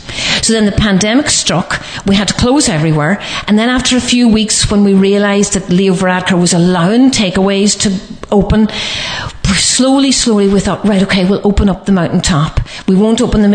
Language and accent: English; Letterkenny, Ulster, Ireland; this is my hometown. I love Letterkenny. I love Donegal.